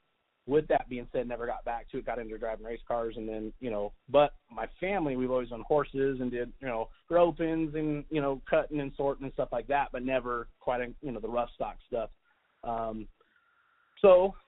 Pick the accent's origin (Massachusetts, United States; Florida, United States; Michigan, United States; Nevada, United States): Nevada, United States; Las Vegas; also born or lived in Mount Charleston, Nevada / Indian Springs, Nevada; I grew up in Las Vegas